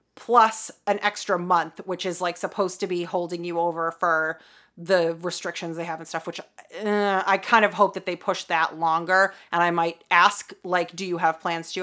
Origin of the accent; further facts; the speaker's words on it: Boston, Massachusetts, United States; we're from the Boston area